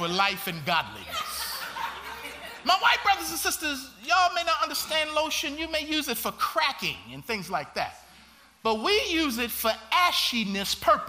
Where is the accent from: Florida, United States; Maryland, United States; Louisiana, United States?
Maryland, United States; Baltimore; growing up in Baltimore, Maryland